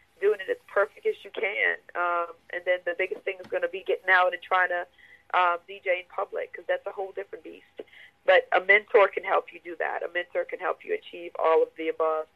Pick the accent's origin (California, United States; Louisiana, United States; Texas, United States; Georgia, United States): Louisiana, United States; New Orleans; moved away as an adult; now in Atlanta, United States; I'm from New Orleans, so Hurricane Katrina brought me to Atlanta. Went back home for a little bit